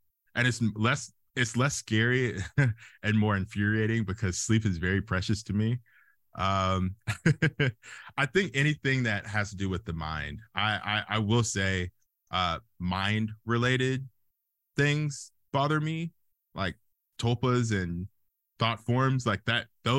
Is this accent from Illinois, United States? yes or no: no; Alabama, United States; I guess the biggest thing is that I'm from Alabama. I usually get like question marks and see them in people's eyes when I say, yeah, I'm from like the country, and they're like, you? And I'm like, yeah, I'm from as country as you can get in Alabama.